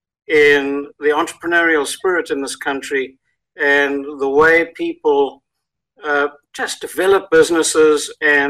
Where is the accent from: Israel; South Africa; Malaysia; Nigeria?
South Africa; accent: South African; moved away as an adult; now in United States; we immigrated here from South Africa just over 27 years ago.